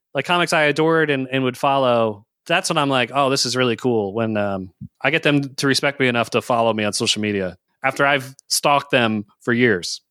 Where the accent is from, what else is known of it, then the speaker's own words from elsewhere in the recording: Richmond, United States; I grew up in Richmond, so I'm ex-, exposed to country by osmosis